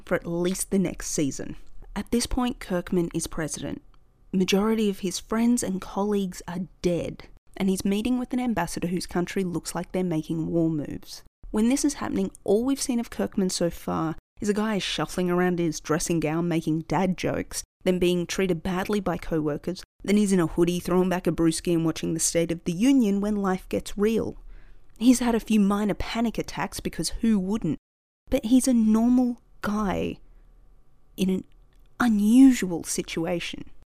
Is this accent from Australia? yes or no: yes; Australia; In Australia, we're not really big on people boasting